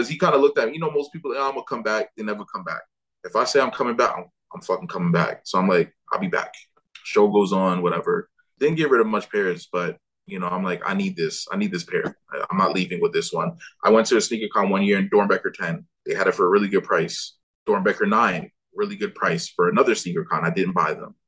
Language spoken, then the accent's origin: English; Jamaica; I am Jamaican